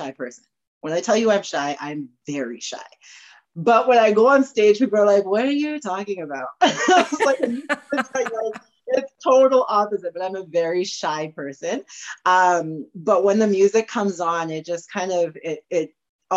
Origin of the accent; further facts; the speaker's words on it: Morinville, Alberta, Canada; also born or lived in Trinidad; now in Edmonton, Canada; growing up in Morinville, is where I'm originally from